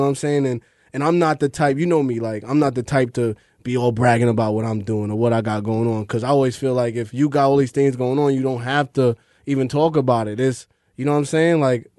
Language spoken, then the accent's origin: English; Long Island, New York, United States; now in Brooklyn, United States; I'm from Long Island, but I be in Brooklyn.